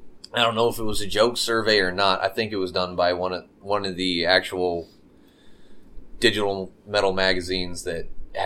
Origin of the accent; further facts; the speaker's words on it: Oregon, United States; now in Skiatook, United States; I've been playing in Tulsa for 10 years about. You know, I haven't been here my whole life. I grew up in Oregon.